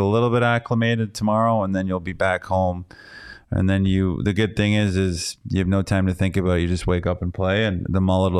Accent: Canada; Oh yeah, from Quebec only. That's blasphemy.

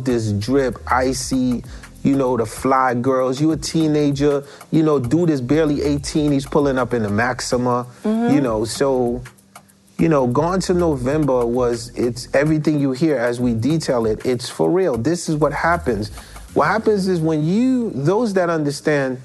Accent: New York, United States; moved away; also born or lived in Haiti / New Jersey; coming from Haiti where I come from, growing up in Brooklyn, moving to Jersey

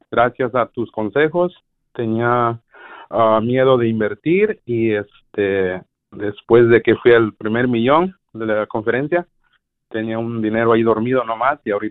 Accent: Puebla, Mexico; now in United States; Puebla, Puebla.

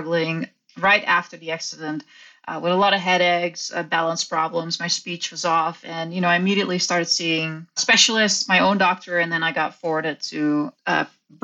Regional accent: Netherlands; I grew up in the Netherlands

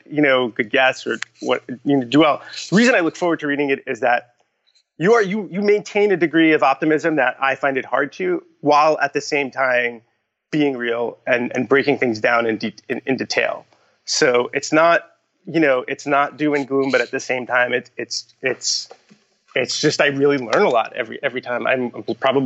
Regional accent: Long Island, New York, United States; in high school, like growing up on Long Island

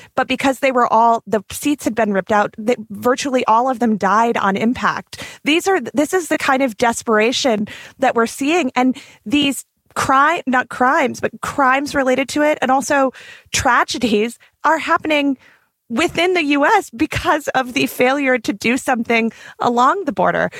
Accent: the West, United States; also born or lived in Arizona; as a Westerner, as a person who grew up going to school, going to public high school with dreamers

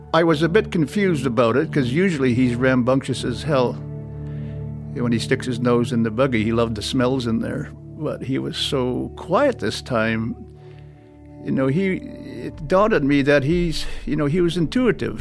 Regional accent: Churchill, Manitoba, Canada; being born and raised in Churchill and, and having used to the land

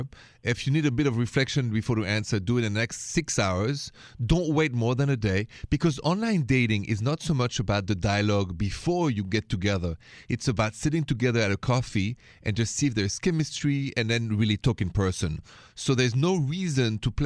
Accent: Paris, Île-de-France, France; accent: thick French; English is a second language; moved away; my thick French accent straight from Paris, Paris, la ville de l'amour, city of love.

